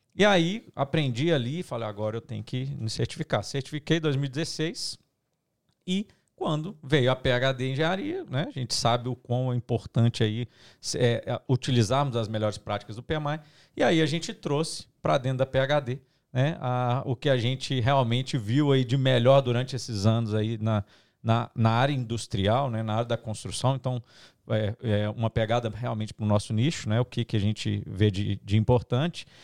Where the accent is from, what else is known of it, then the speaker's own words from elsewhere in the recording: Minas Gerais, Brazil; Eu sou mineiro